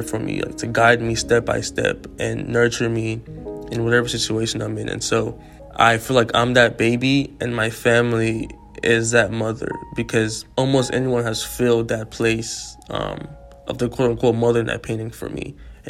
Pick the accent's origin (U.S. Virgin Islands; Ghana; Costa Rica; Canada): Ghana; I grew up in Ghana, yes, with my parents, but I've moved like all over the world to live with aunties and uncles and cousins just because of my circumstances.